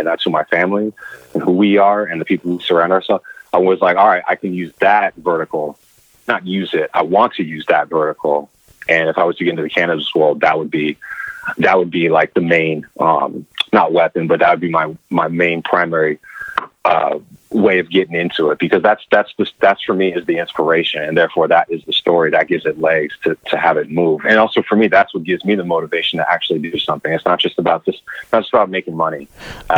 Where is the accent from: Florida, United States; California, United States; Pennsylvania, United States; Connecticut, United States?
California, United States; Bay Area; growing up in the Bay Area